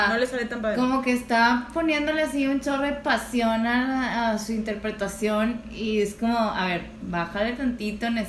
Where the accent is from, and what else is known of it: Mexico